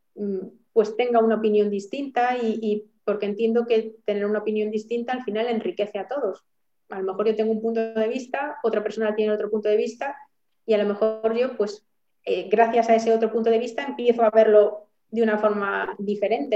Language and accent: Spanish; Galicia, Spain; como buena gallega